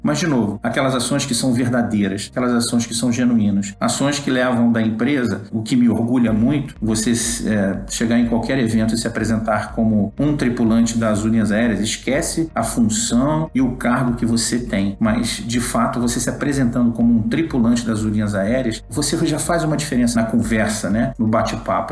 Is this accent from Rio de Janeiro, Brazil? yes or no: yes; Rio de Janeiro, Brazil; moved away; sou carioca, né? Vim do Rio de Janeiro.